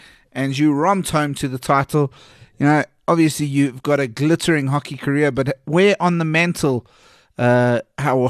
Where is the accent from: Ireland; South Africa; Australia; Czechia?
South Africa; I'm South African.